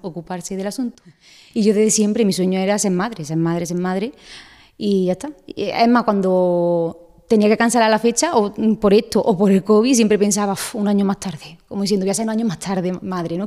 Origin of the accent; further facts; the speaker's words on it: Aguilar de la Frontera, Andalusia, Spain; soy de Águila de la Frontera, soy peluquera